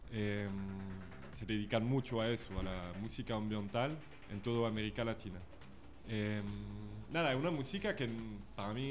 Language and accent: Spanish; France; Spanish is a second language; De Francia.